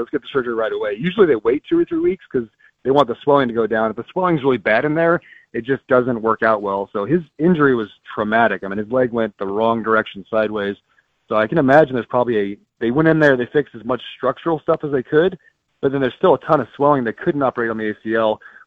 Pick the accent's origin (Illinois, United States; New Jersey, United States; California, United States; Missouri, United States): California, United States; Bay Area, Northern; moved away; I grew up in the Bay Area of Northern California.